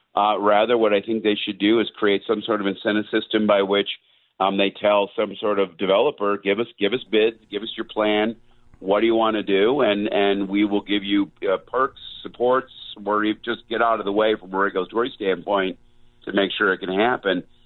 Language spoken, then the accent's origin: English; Southern California, United States; I'm from Southern California originally